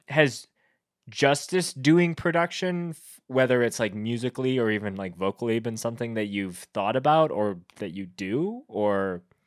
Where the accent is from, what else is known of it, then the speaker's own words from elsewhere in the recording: Winnipeg, Manitoba, Canada; I grew up in Winnipeg where that band is from